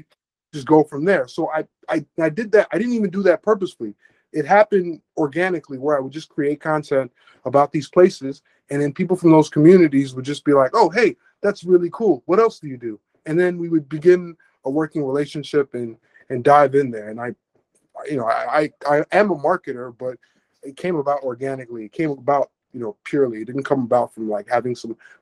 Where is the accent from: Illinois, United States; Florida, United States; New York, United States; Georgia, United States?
Illinois, United States; Chicago; also born or lived in Cameroon; I was born in the developing world. I grew up in Chicago